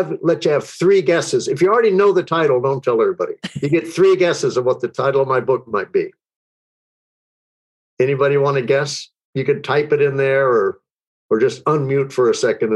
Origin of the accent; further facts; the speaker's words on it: Texas, United States; I grew up in Texas where sports are religion, guns are accessories, politics are red, minds are set, and being different is discouraged